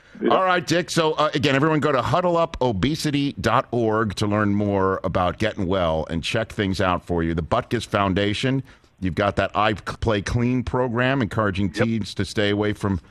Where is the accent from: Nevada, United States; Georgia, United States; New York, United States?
New York, United States; being a New Yorker